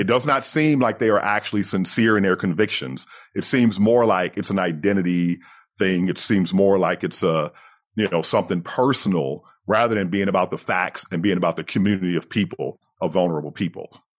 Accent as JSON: {"language": "English", "country": "United States", "tie": "born or raised there", "said": "growing up as the American version of poor, the American version of undereducated"}